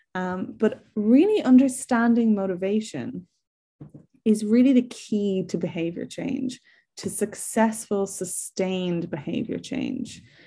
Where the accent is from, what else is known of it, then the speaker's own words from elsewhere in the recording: Ireland; now in England, United Kingdom; I'm from Ireland, if you can't tell from my accent, um, but I'm currently living in England